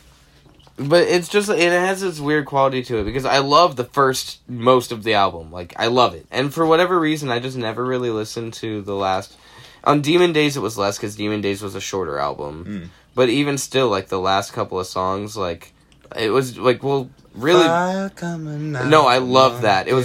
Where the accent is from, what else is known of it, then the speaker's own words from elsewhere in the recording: Kamiah, Idaho, United States; growing up in Kamiyai